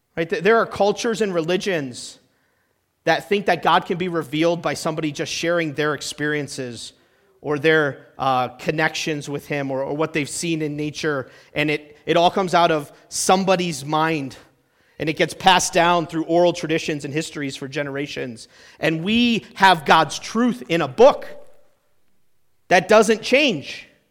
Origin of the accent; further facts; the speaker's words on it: New Hampshire, United States; moved away; I'm from New Hampshire. That's where I spent my whole childhood